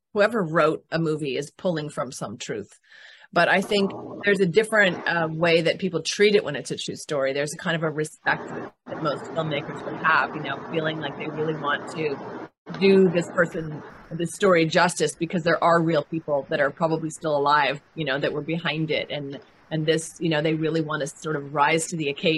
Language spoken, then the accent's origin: English; Canada; moved away; I am from Canada originally. I'm born in Canada